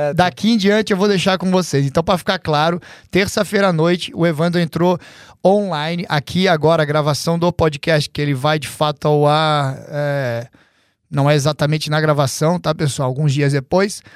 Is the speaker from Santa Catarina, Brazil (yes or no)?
yes; Santa Catarina, Brazil; now in United States; lá de Santa Catarina, onde todos nós somos de Santa Catarina